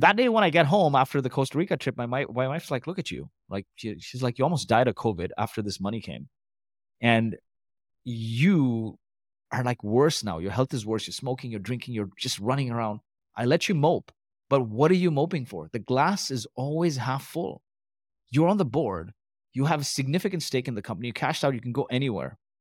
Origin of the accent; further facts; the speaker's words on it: Kuwait; also born or lived in Canada; now in Dubai, United Arab Emirates; I was born in Kuwait to Indian parents